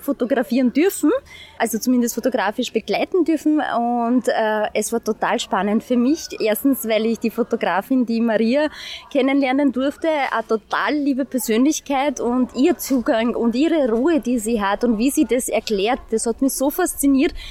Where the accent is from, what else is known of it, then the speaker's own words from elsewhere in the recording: St. Pölten, Lower Austria, Austria; ich bin aus St. Pölten, lebe hier, arbeite hier